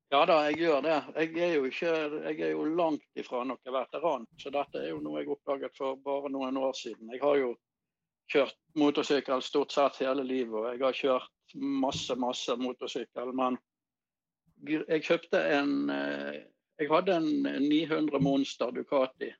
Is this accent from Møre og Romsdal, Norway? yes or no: no; Bergen, Vestland, Norway; accent: Bergen; also born or lived in Voss; jeg er jo født på Voss, da, men jeg var jo ikke mer enn et år gammel når jeg kom til Bergen. Så jeg er jo bergenser ja.